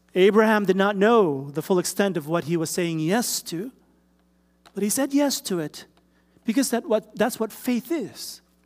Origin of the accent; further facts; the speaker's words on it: Philippines; moved away; I come from the Philippines